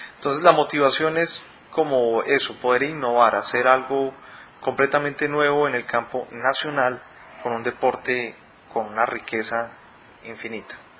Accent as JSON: {"language": "Spanish", "country": "Colombia", "said": "aquí en, Colombia"}